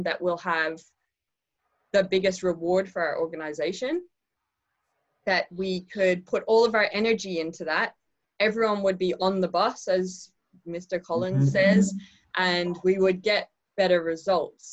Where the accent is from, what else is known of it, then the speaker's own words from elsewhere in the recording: Ireland; I am Irish